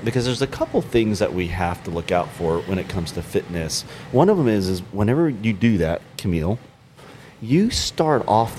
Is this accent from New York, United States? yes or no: yes; Binghamton, New York, United States; I'm from Binghamton, New York.